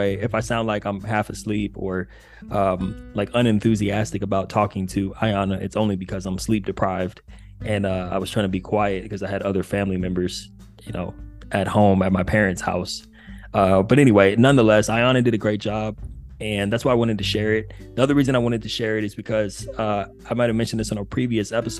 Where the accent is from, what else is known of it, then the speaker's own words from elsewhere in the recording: Upland, California, United States; moved away; Pomona is near where I grew up in Upland, California